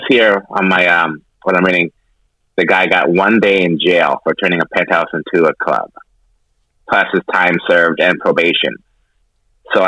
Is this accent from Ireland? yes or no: no; Canada; now in United States; I'm Canadian